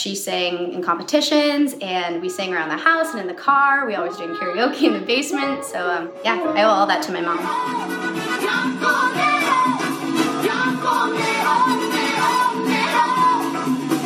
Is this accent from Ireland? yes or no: no; Northern Ontario, Canada; also born or lived in Cold Lake, Alberta, Canada; now in Los Angeles, United States; I grew up in Northern Ontario